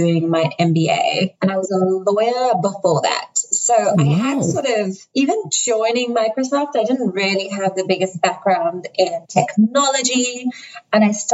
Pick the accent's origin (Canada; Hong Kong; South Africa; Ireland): South Africa; also born or lived in United Kingdom; now in Seattle, United States; I'm not American. I'm actually South African, and then I have a twinge of the UK since I spent about 9 years there